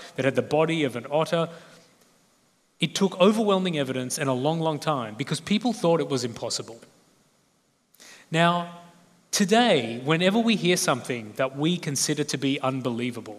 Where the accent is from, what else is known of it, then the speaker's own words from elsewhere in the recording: Australia; accent: Australian; I'm Australian